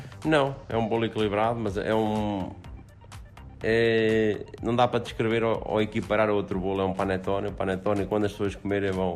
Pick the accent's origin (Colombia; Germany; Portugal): Portugal; Aveiro, Centro; also born or lived in Celorico de Basto; como eu venho de Aveiro